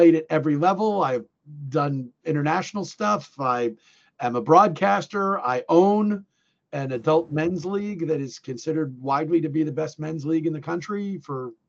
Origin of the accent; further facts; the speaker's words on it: New Jersey, United States; also born or lived in Illinois / New England; I grew up in New Jersey. Okay. Most of my life was my youth was spent in New Jersey